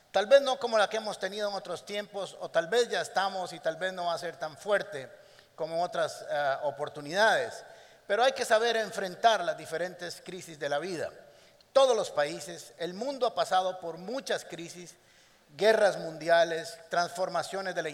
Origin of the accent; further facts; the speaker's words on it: Costa Rica; todos los que somos costarricenses y vivimos en este país tenemos que pasar por un tiempo de acomodo.